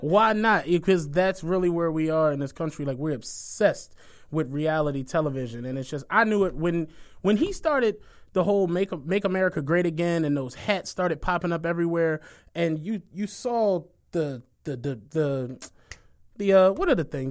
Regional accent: Philadelphia, Pennsylvania, United States; I'm really from Philly

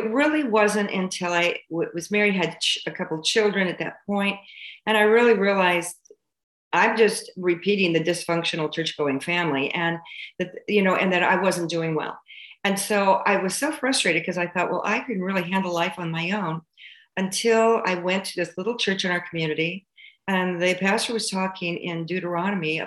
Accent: California, United States; I was born and raised in California

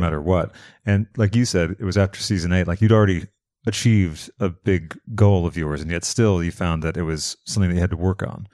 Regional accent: East Coast, United States; now in Los Angeles, United States; I'm from the East Coast

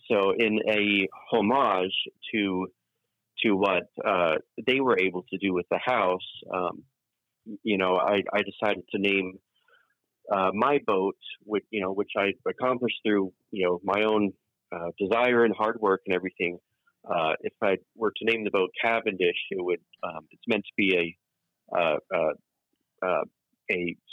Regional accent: England, United Kingdom; born there; So as we've now established, we are, I am English born, 100% English blood. And in England, it's very common for houses to have names as their official address.

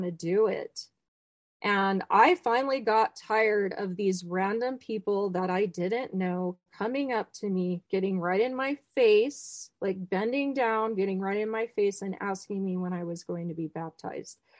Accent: Midwest, United States; I am a Midwestern Mormon. I am not from Utah. The closest temple was Dallas.

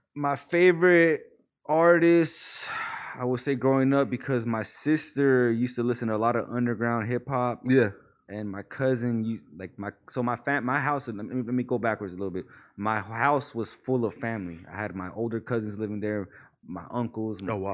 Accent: Palmdale, California, United States; also born or lived in Mission Hills, California / Pacoima, California / Panorama City, California; I remember moving to Palmdale when I was like six, bro, five or six. I really grew up in Palmdale

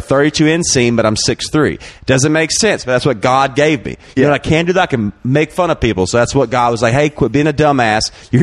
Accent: Alabama, United States; now in Austin, United States; I'm from Alabama in a trailer.

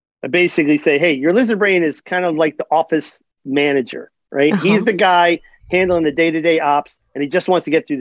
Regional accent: Philadelphia, Pennsylvania, United States; also born or lived in New Jersey; I'm from Philly

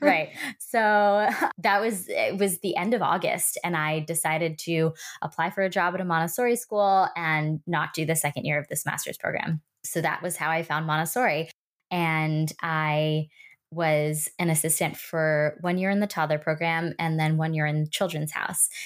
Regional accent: New York City, New York, United States; I grew up in New York City

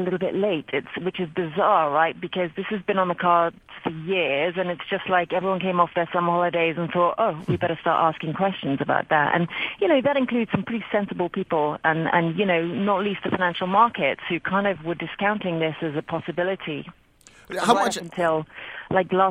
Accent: Wales, United Kingdom; I'm Welsh

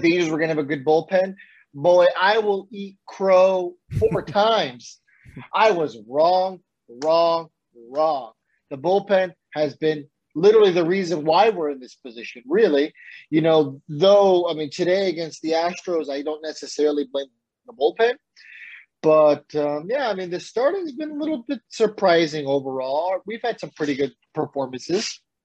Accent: San Diego, California, United States; I grew up in San Diego

